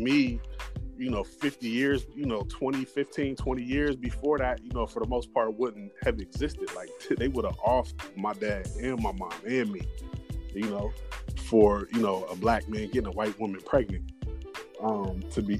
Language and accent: English; Ohio, United States; also born or lived in California; my first day of school when I moved from California to Ohio